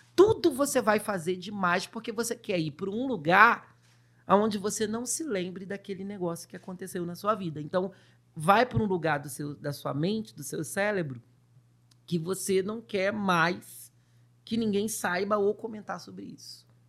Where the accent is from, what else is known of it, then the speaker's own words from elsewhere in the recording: Rio de Janeiro, Brazil; also born or lived in Duque de Caxias; eu sou do Rio de Janeiro, nasci num lugar, num bairro chamado São Cristóvão, onde tem o Maracanã. Opa. Eu sou o verdadeiro carioca da gema